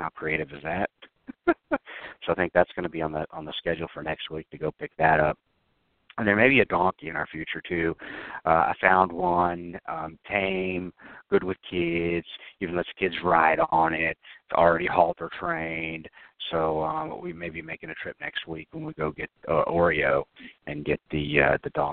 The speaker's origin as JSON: {"language": "English", "region": "the South", "country": "United States", "tie": "born or raised there", "said": "I'm from the South. I was born and raised here"}